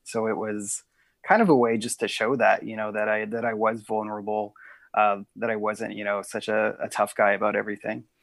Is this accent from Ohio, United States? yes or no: no; Lincoln, Nebraska, United States; also born or lived in Council Bluffs, Iowa; now in Omaha, United States; I mostly grew up in Lincoln